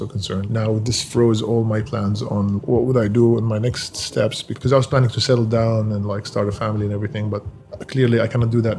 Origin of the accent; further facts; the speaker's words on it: Damascus, Damascus Governorate, Syria; moved away as an adult; now in United States; I was born in Damascus, Syria. I lived there until I was 18 years old.